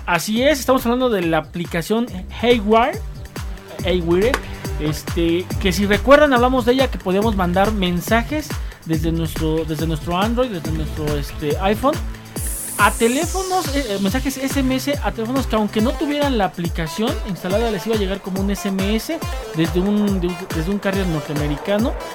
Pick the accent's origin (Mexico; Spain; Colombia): Mexico; No somos muchos los mexicanos